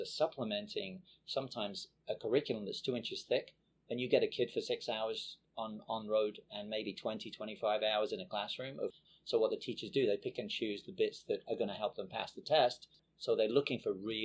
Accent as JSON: {"language": "English", "region": "England", "country": "United Kingdom", "tie": "born or raised there", "moved": "as an adult", "lives_now": "United States", "said": "I grew up in England."}